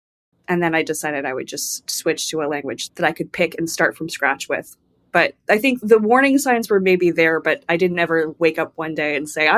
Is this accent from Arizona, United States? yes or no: yes; Tucson, Arizona, United States; moved away; also born or lived in Iceland; So I grew up in Arizona, in Tucson, which is very close to the U.S.-Mexico border. And there was always Spanish around me, but I was never really given the opportunity in schools to learn it.